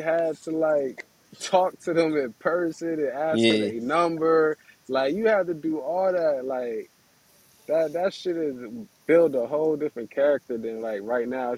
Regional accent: Trenton, New Jersey, United States; I grew up in 2005 in Trenton, going to middle school

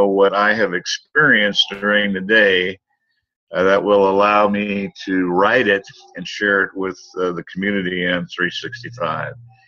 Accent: United States; my home country, the United States

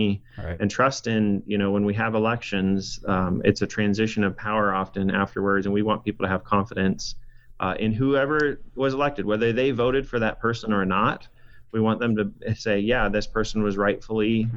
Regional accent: Boise, Idaho, United States; also born or lived in Pocatello, Idaho / Washington (college); I was born in Pocatello, but grew up in Southeast Boise.

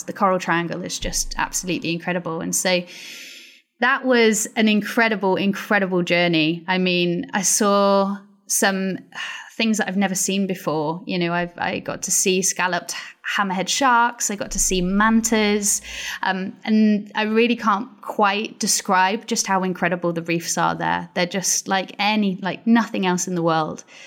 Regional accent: Pembrokeshire, Wales, United Kingdom; moved away; also born or lived in Glasgow; So I'm from Pembrokeshire and, um, it's a beautiful part of Wales

